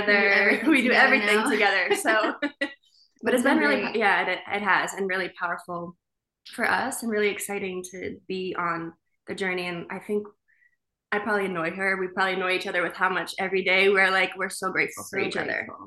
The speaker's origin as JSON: {"language": "English", "town": "Boston", "region": "Massachusetts", "country": "United States", "tie": "born or raised there", "moved": "as an adult", "lives_now": "Los Angeles, United States", "said": "we grew up in Boston"}